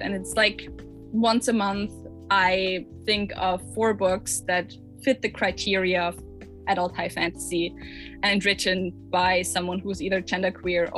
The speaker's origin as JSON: {"language": "English", "country": "Austria", "also_born_or_lived": "Vienna", "second_language": "English", "said": "if it wasn't apparent yet from my accent, I am not from America or the UK. I am from Austria. I live in Vienna"}